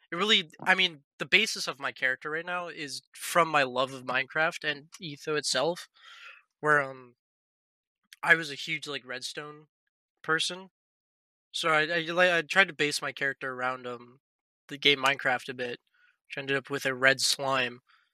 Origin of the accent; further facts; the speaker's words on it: Canada; I grew up because I'm from Canada